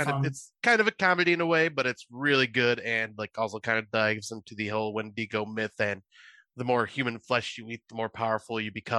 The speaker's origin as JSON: {"language": "English", "country": "United States", "said": "since I'm from America"}